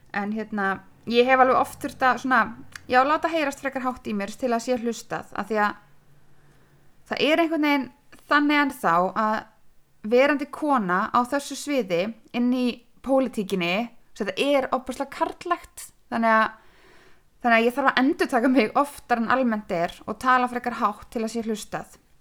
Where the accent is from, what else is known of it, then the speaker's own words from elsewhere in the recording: Húsavík, Northeastern Region, Iceland; also born or lived in Akranes / Reykjavík; Ég er hérna fætt á Akranissi en fluttist til Húsavíkur með fóröldra mínum, bara um einsásaldur, þannig ég er uppalinn á Húsavík.